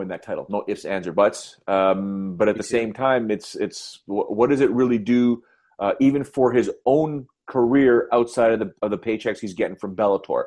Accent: Canada; I'm Canadian

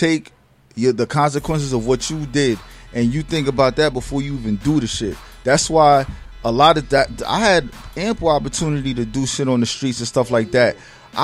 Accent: Newburgh, New York, United States; I grew up in Newburgh, New York

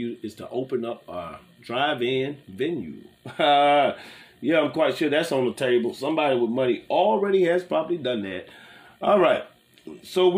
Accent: Gulf Coast, United States; I'm from the Gulf Coast.

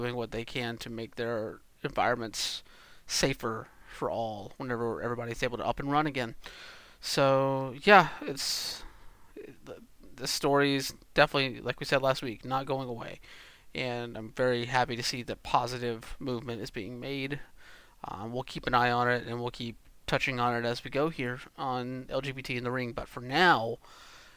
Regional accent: Georgia, United States; moved away; I'm from Georgia originally.

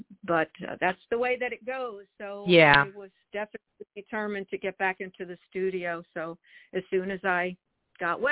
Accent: New Jersey, United States; now in Charlotte, United States; I was born and raised in New Jersey

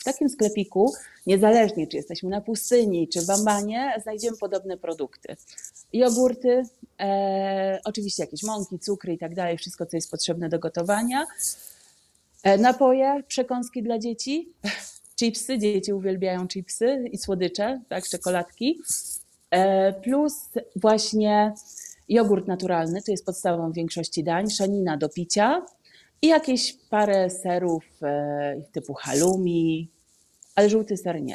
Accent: Poland; moved away as an adult; now in Amman, Jordan

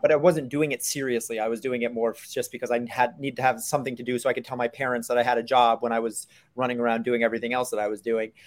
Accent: New York City, New York, United States; I, I grew up in New York City

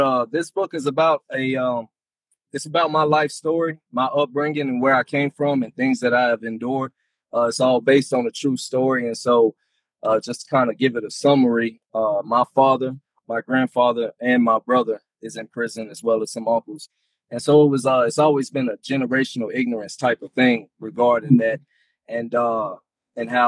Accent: Sanford, North Carolina, United States; now in Texas, United States; I'm originally from Sanford, North Carolina. I now reside in Texas

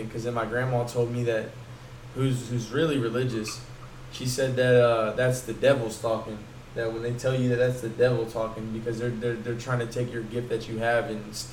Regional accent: the South, United States; everybody was hating like, oh, because we're from the South, oh, you Yankee, blah blah blah.

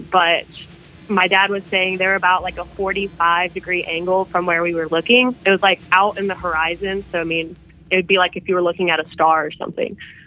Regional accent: South Carolina, United States; I'm from South Carolina.

